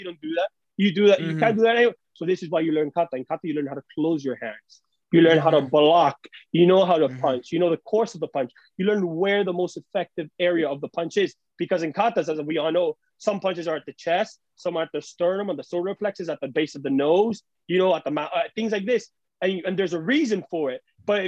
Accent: Cuba; We come from Cuba, so it was very difficult to even have money.

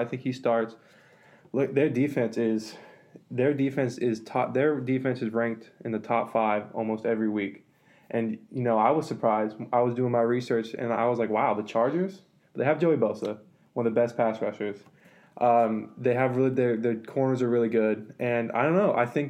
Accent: Oakland, California, United States; I'm from the Oakland area

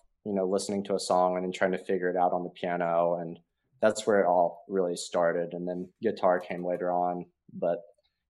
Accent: Sevierville, Tennessee, United States; moved away as an adult; now in Nashville, United States; I grew up in Sevierville, Tennessee, East Tennessee

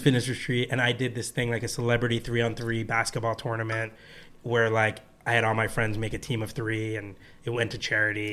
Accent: New Jersey, United States; I'm from New Jersey

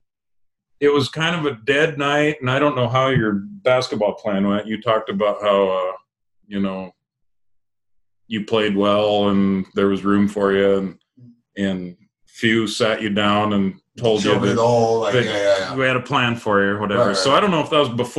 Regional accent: Jordan, Montana, United States; I'm from Eastern Montana. We're isolated as hell.

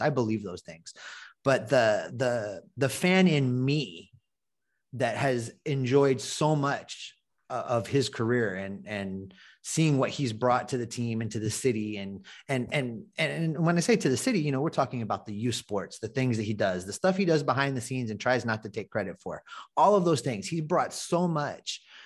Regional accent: Ohio, United States; now in Hawaii, United States; I was born in Ohio, lifelong Reds fan

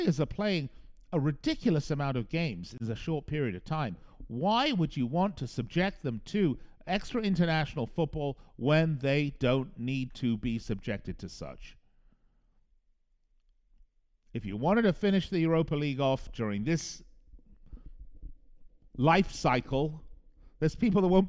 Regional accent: Las Vegas, Nevada, United States; the casinos here in my hometown of Las Vegas

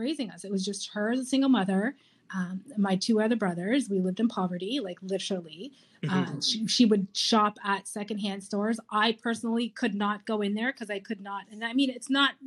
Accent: Kitchener, Ontario, Canada; I was born and raised in Kitchener, Ontario

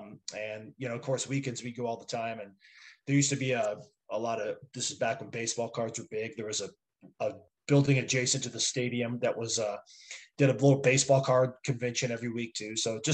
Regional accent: Yucca Valley, California, United States; also born or lived in Palm Springs, California; I was born in Palm Springs, California, and raised in a town called Yucca Valley, is 35 minutes just up the hill, little small desert town.

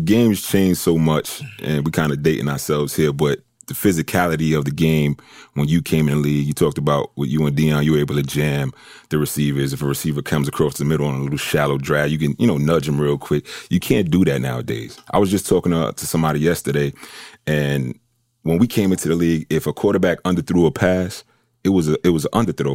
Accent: New York City, New York, United States; I'm, I'm from New York

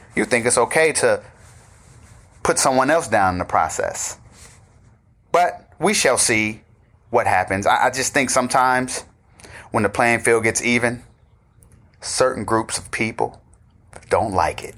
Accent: Oakland, California, United States; also born or lived in Atlanta; I'm from Oakland

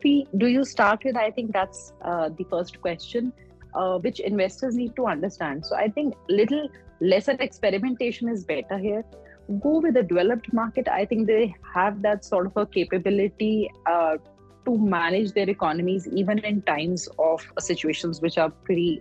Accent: India; as an Indian investor

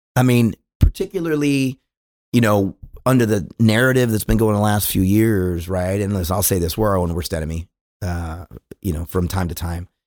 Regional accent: California, United States; moved away as an adult; now in Dallas, United States; I'm from California

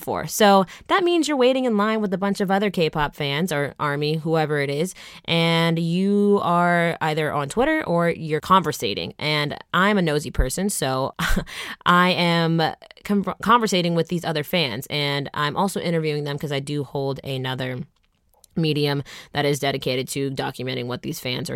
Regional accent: Atlanta, Georgia, United States; moved away as an adult; also born or lived in Michigan; now in Los Angeles, United States; I'm from Atlanta, Georgia

